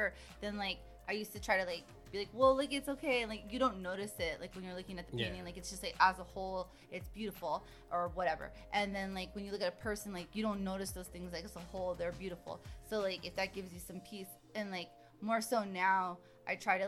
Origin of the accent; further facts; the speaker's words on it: Bay Area, California, United States; moved away as an adult; also born or lived in La Jolla, California / Escondido, California / Fairfield, California / Alameda, California; now in Los Angeles, United States; we lived in Escondido till I was 9 and or 8, maybe, I don't know. And then like we moved to the Bay Area then